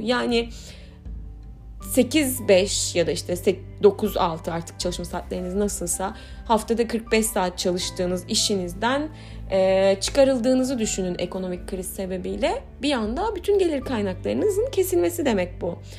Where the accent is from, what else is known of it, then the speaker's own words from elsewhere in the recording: Aydın, Turkey; işte bizim Aydın'da zeytinliğimiz vardı